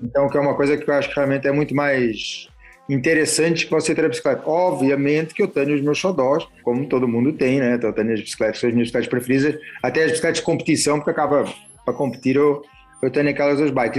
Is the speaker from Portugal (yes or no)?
yes; Portugal; a gente é português